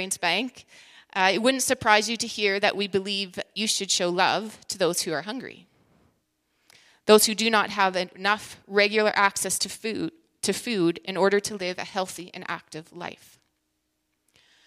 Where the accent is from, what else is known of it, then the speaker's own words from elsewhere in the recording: British Columbia, Canada; moved away as an adult; now in Saskatchewan, Canada; I actually grew up in British Columbia and moved to Saskatchewan now 20 years ago